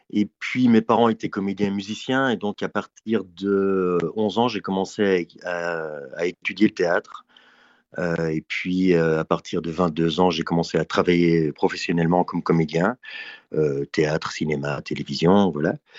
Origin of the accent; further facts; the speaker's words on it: Belgium; c'est, le pays euh, où je suis né. Euh, après, je considère plutôt comme un citoyen du monde, mais il se trouve que géographiquement, je suis en Belgique